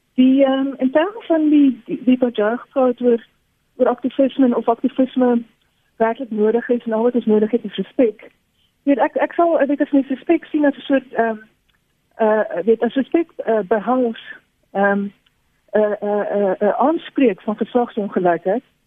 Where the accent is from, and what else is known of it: South Africa